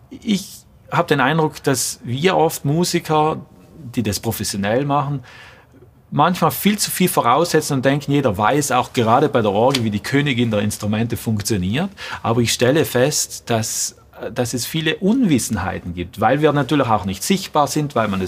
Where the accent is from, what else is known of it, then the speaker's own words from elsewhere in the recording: Trentino-Alto Adige, Italy; Ich glaube, erst das war zwölf Jahre und zu dieser Zeit war ich auch bei uns in Südtirol im Jugendchor